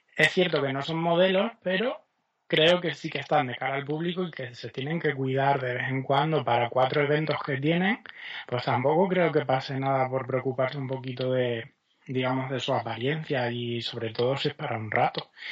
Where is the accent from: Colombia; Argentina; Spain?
Spain; Extremadura